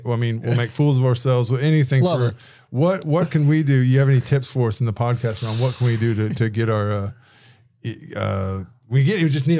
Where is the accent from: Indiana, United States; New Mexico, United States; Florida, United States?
Indiana, United States; now in Australia; I'm from Indiana